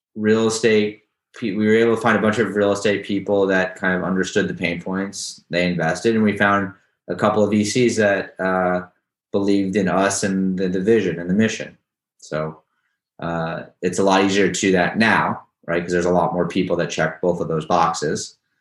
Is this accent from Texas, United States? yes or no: yes; Houston, Texas, United States; now in New York City, United States; I'm from Houston